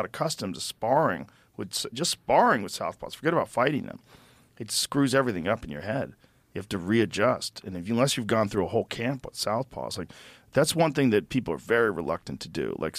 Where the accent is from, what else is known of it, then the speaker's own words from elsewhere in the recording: Boston, Massachusetts, United States; I grew up in Boston.